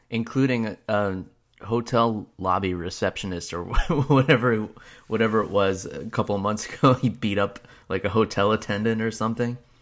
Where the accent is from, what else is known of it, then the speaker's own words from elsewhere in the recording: New York, United States; moved away; also born or lived in New Jersey; I was born and raised in New York